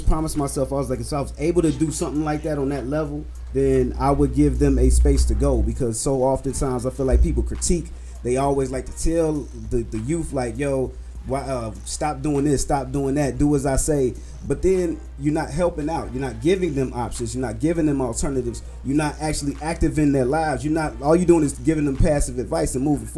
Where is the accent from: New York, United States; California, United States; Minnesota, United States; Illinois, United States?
Illinois, United States; Chicago; I grew up in West Englewood